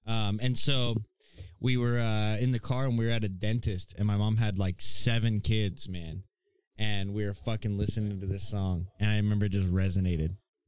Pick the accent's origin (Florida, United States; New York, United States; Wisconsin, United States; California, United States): California, United States; Santee; growing up in Santee, it's very bro culture, not necessarily bro culture.